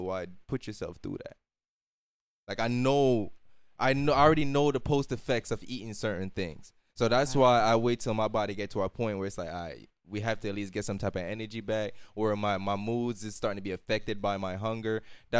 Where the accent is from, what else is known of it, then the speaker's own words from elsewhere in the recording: Jamaica; moved away; because when I came from Jamaica, I think it's safe to say it was, in a sense, third world.